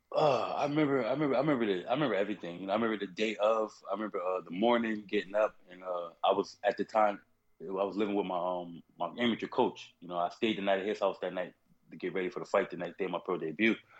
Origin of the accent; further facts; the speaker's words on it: South Carolina, United States; moved away; also born or lived in New Haven, Connecticut; originally from South Carolina